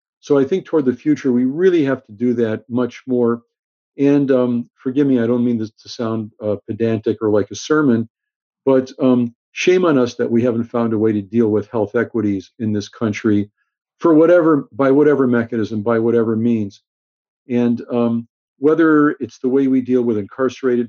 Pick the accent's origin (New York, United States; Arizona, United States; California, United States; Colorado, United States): California, United States; Los Angeles; also born or lived in Chicago; growing up in Los Angeles, when I was in high school